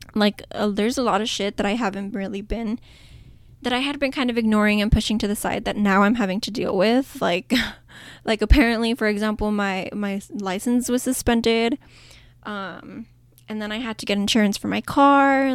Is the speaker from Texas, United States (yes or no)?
yes; El Paso, Texas, United States; El Paso in my hometown